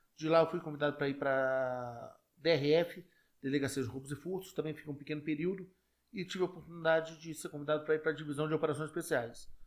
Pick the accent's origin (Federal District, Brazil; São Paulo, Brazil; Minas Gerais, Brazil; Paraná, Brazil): Federal District, Brazil; Brasília; em 1957, meus avós vieram metade do Rio, tá certo? Por parte de mãe, e metade de Minas. E aí, em 1970, adivinha quem nasce? Eu.